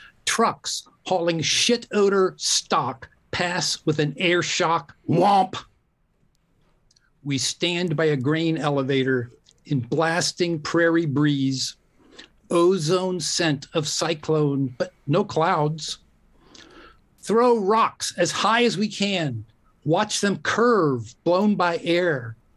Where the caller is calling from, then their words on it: La Honda, California, United States; Oh, I'm in La Honda, California.